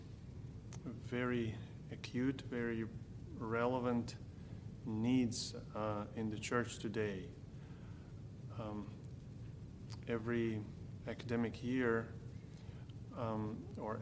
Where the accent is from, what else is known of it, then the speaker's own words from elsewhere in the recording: Kyiv, Ukraine; I'm from Kyiv, Ukraine.